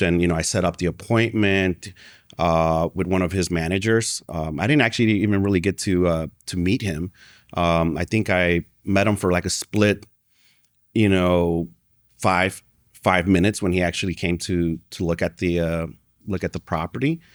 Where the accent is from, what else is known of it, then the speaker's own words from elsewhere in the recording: Chicago, Illinois, United States; I was born and raised in Chicago.